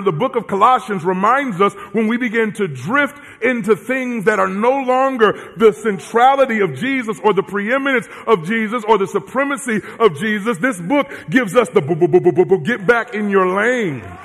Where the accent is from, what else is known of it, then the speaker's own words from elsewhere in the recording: Southern California, United States; I'm from Southern California